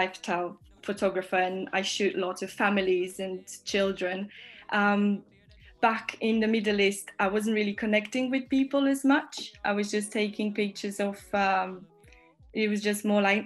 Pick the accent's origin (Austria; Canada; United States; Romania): Romania; now in Northampton, United Kingdom; I'm from Romania, but I live in UK.